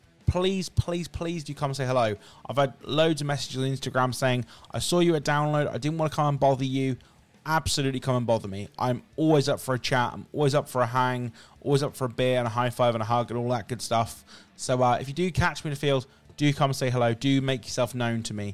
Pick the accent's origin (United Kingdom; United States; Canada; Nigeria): United Kingdom; England; as an Englishman